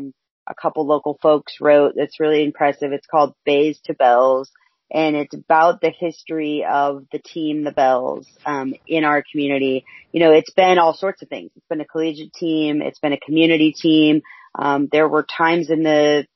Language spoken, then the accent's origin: English; Yakima, Washington, United States; moved away as an adult; now in Bellingham, United States; I grew up in Yakima